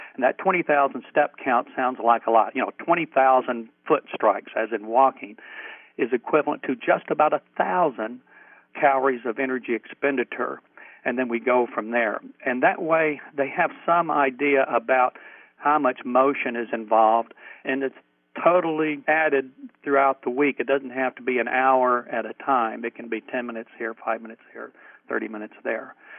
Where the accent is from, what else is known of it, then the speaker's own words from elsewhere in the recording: New Mexico, United States; now in Durham, United States; I'm from New Mexico originally